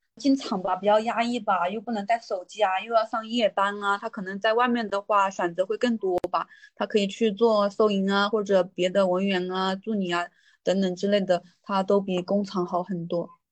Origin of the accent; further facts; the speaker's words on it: Hunan, China; moved away as an adult; also born or lived in Zhejiang; now in Shenzhen, China; 我现在在那个龙华富士康上班呢，然后我老家是湖南的